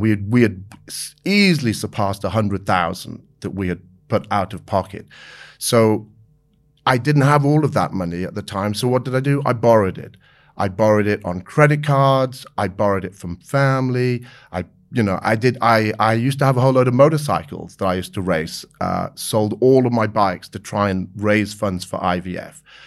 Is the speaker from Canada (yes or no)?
no; United Kingdom; moved away as an adult; also born or lived in South Africa / Maidenhead, Berkshire / Abergavenny, Wales / Southern California; we moved from Maidenhead in Berkshire to a little town called Abergavenny in South Wales